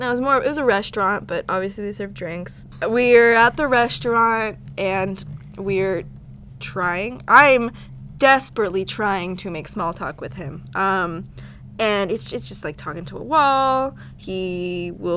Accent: Houston, Texas, United States; I'm from Houston

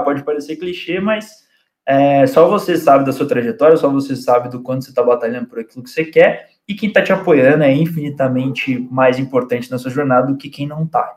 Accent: Cruzeiro, São Paulo, Brazil; also born or lived in São José do Barreiro; Cruzeiro, que é a cidade onde eu cresci

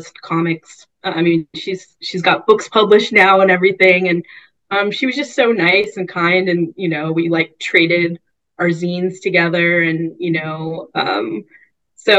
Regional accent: Bay Area, California, United States; grow up like, yeah, in the Bay Area

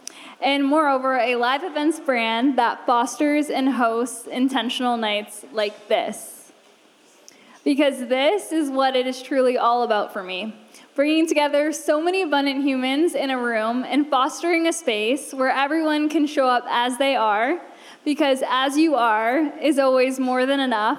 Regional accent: Canada; moved away as an adult; now in Los Angeles, United States; 5 years ago, I moved to LA from Canada, and I was 22.

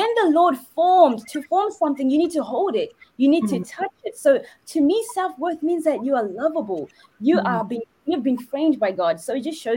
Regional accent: New Zealand; I'm from New Zealand as well as Kaswai

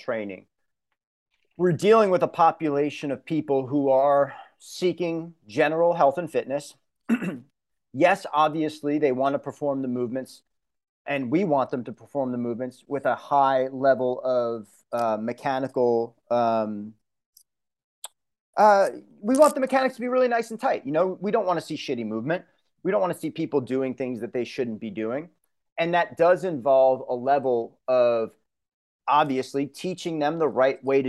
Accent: Long Island, New York, United States; moved away; I come from Long Island, come from New York

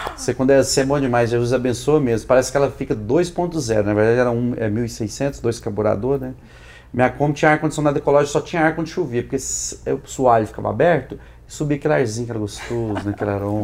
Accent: Goiânia, Goiás, Brazil; sou de Goiânia

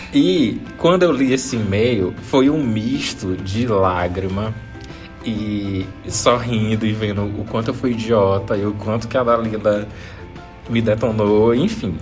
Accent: Maranhão, Brazil; eu sou do Maranhão

